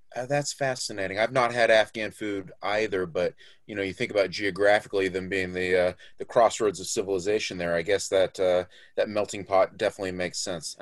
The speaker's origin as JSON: {"language": "English", "region": "Florida", "country": "United States", "tie": "born or raised there", "said": "I grew up in Florida, where we of course have lots of alligators"}